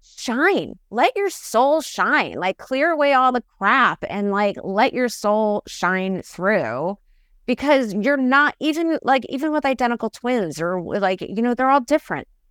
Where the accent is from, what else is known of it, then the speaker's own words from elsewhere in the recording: New York, United States; I'm from New York